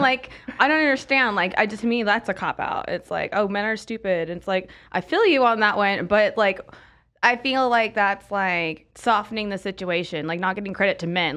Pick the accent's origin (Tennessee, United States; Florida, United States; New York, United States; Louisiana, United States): Florida, United States; Pensacola; also born or lived in California; now in Arizona, United States; I'm from Florida, Pensacola, Florida